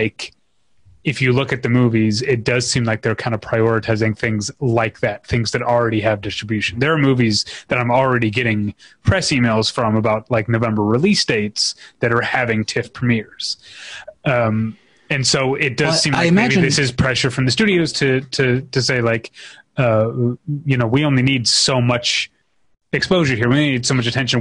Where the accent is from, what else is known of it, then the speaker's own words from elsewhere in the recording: United States; as an American